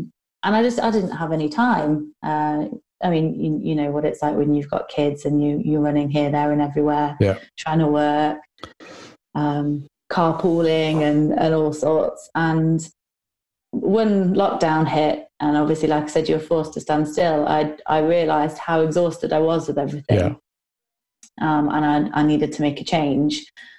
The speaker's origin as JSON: {"language": "English", "town": "Newark", "region": "New Jersey", "country": "United States", "said": "So I am from Newark. I currently live in Newark mm-hmm. with my husband and two kids and an array of pets."}